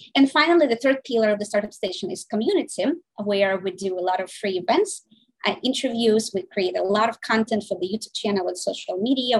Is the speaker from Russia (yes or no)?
yes; Saint Petersburg, Russia; now in United States; I was born in St. Petersburg, Russia. I came here um, in 1996